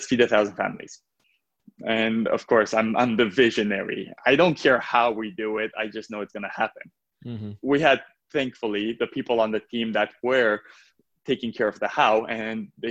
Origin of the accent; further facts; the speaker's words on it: Romania; moved away; I was born in Romania, and it was right after communism